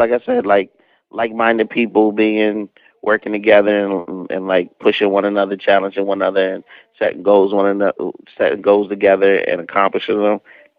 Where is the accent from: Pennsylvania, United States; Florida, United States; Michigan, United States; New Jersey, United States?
Pennsylvania, United States; Harrisburg; Or I was in Lancaster and I said I was from Harrisburg